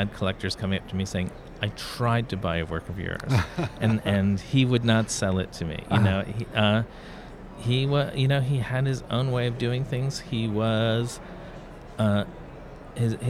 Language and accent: English; Fairhaven, Massachusetts, United States; Growing up in Fairhaven, Massachusetts, at the end of Blackburn Street